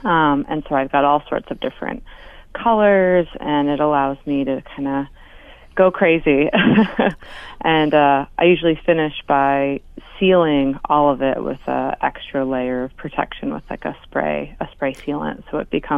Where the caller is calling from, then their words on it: Anchorage, Alaska, United States; I'm calling in from Anchorage today.